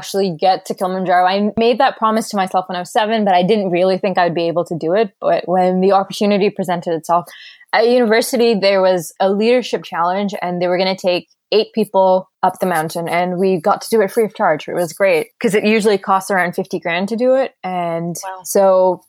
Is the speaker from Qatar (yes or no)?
yes; Qatar; moved away as an adult; also born or lived in Doha, Qatar; now in Vancouver, Canada; So I was born in Qatar and I grew up in Qatar